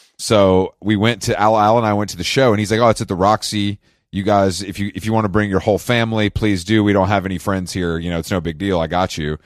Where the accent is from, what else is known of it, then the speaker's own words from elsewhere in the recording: Atlanta, Georgia, United States; moved away; my stature as, like, a kind of returning king to my hometown